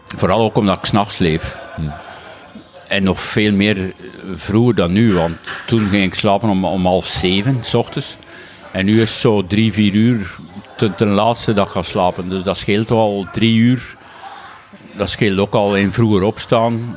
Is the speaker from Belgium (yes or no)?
yes; Waasland, East Flanders, Belgium; accent: East Flemish, Waasland; mijn Oost-Vlaams, mijn Waaslands accent zit er nog altijd